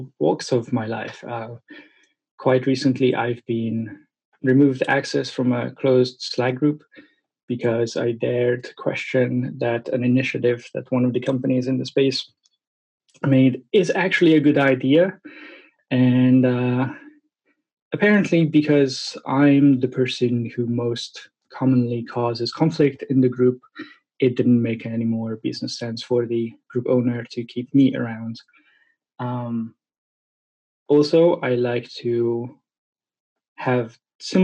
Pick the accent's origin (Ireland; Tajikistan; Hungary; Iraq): Hungary; English is a second language; moved away as an adult; also born or lived in Brooklyn, New York, United States / New Zealand; now in Oxford, United Kingdom; I live in the UK, in Oxford City. But I was born in Hungary